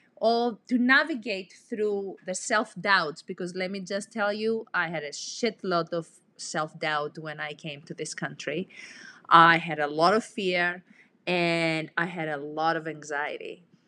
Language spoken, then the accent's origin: English; Greece; moved away as an adult; I'm originally from Greece, and I came